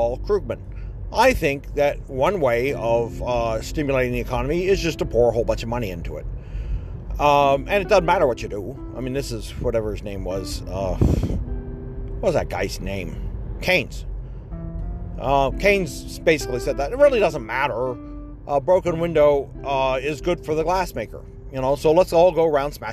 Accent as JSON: {"language": "English", "region": "Ohio", "country": "United States", "said": "I'm from Ohio and we're in New York"}